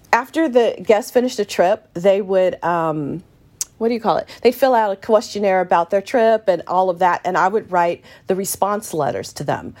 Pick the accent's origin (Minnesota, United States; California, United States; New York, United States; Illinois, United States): California, United States; San Francisco Bay Area, East Bay; I grew up in the San Francisco Bay Area in a small town in the East Bay